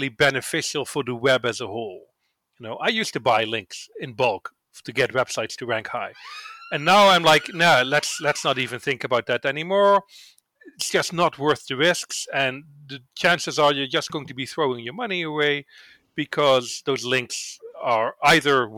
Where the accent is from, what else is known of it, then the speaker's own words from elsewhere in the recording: Netherlands; I'm from the Netherlands